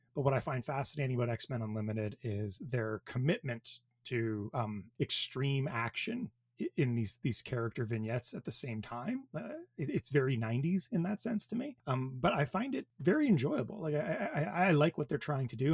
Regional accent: Thunder Bay, Ontario, Canada; I am from Thunder Bay, Ontario

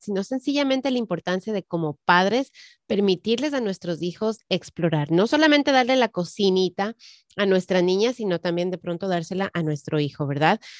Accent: Ecuador; moved away; yo crecí, nací, nací, crecí en el Ecuador

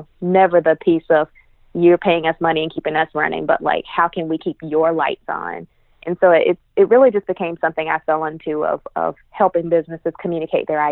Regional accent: Greenville, South Carolina, United States; Greenville, South Carolina, my hometown

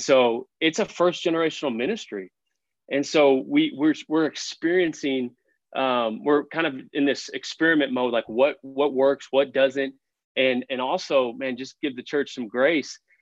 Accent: Fort Worth, Texas, United States; I grew up on the Fort Worth side

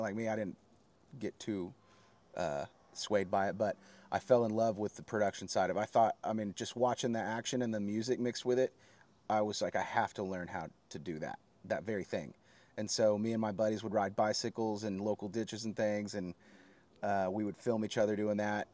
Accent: Oklahoma City, Oklahoma, United States; also born or lived in Guthrie, Oklahoma; I am from Oklahoma

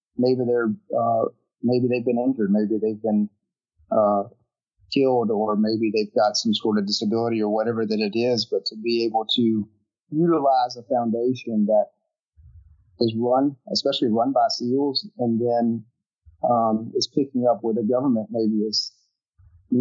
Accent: Hickory, North Carolina, United States; I'm from Hickory, North Carolina

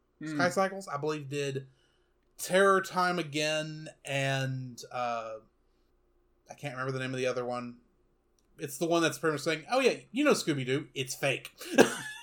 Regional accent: East Texas, United States; I'm from East Texas

